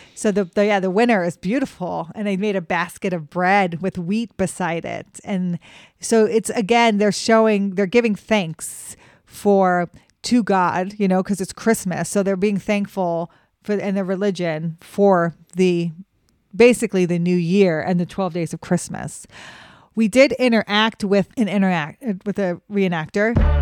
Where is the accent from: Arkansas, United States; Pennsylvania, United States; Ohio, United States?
Pennsylvania, United States; my hometown in Pennsylvania